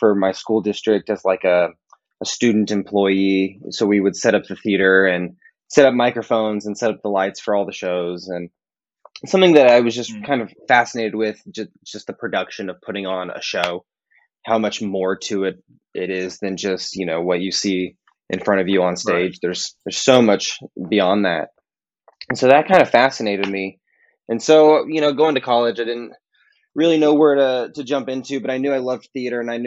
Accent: Dallas, Texas, United States; moved away as an adult; now in Chicago, United States; I grew up in Dallas, so TAOM was my local convention

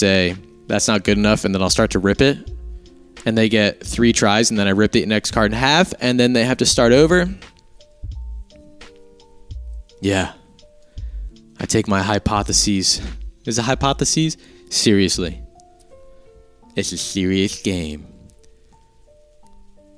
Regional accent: United States; I'm an American

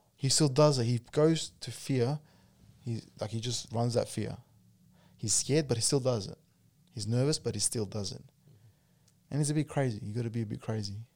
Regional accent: Australia

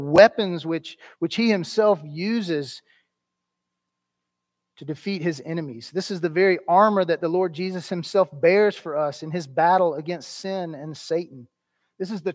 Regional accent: United States; as American Christians

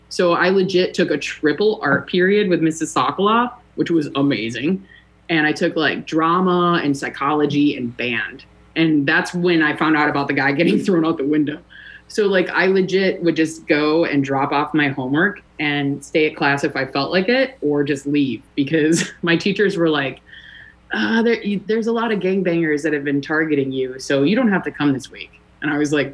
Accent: Chicago, Illinois, United States; I grew up at Clark in Waveland.

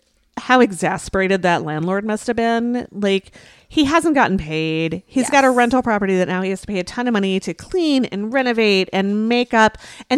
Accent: California, United States; moved away; it is from my home state of California

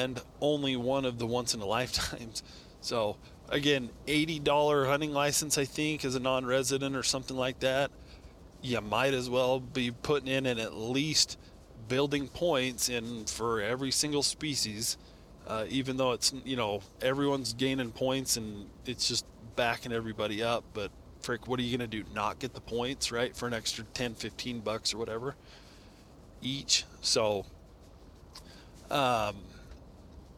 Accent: Nevada, United States; Nevada, my home state

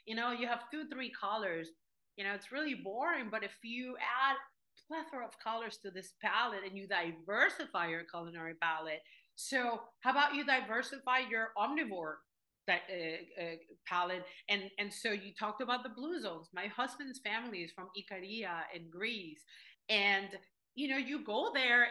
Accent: Venezuela; moved away; I come from Venezuela, formerly the third largest producer of oil in the world

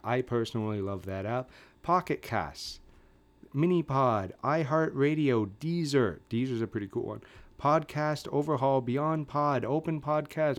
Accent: Canada; I'm a Canadian

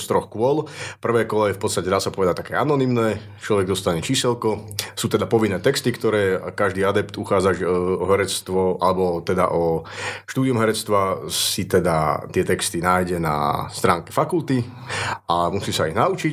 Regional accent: Trnava, Trnava Region, Slovakia; also born or lived in Martin / Nitra; now in Žilina, Slovakia; narodil som sa v Martine, takže som stredoslovák, ale väčšinu svojho života som prežil v Trnave

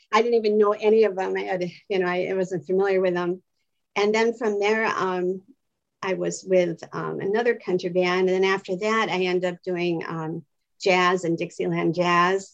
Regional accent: Wisconsin, United States; moved away as an adult; now in Los Angeles, United States; I'm originally from Wisconsin my whole life, and I came out here 12 years

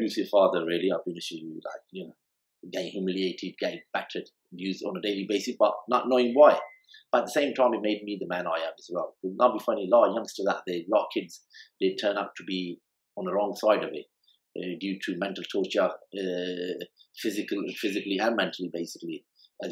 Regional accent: Chesham, South East England, United Kingdom; also born or lived in Jhelum, Pakistan / High Wycombe / Barcelona, Spain; Then I was there in England, Chesham

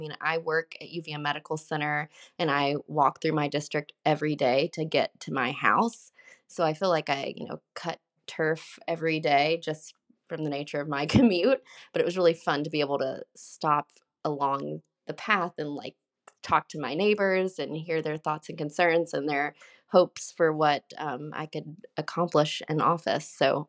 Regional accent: Alabama, United States; So very similar to me growing up in Alabama, and so she doesn't see many people who look like her.

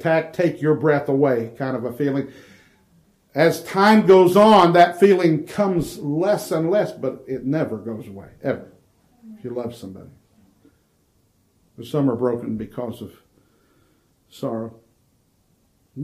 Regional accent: Ohio, United States; moved away as an adult; now in Nashville, United States; born and raised in Ohio before moving to take the position in Nashville

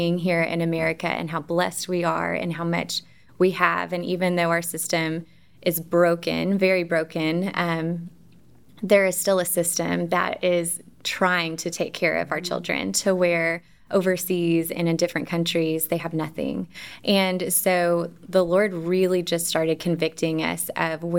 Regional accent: Dallas, Texas, United States; moved away as an adult; now in Central Arkansas, United States; I am originally from Dallas, Texas, born and raised kind of outside of Dallas

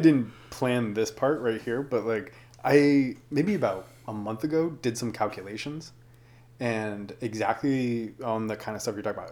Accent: United States

